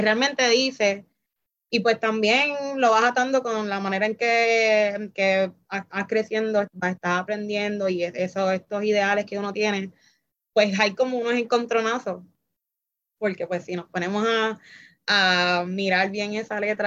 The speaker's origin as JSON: {"language": "Spanish", "country": "Puerto Rico", "tie": "born or raised there", "said": "yo puedo venir y criarme aquí y pues vivir la cultura"}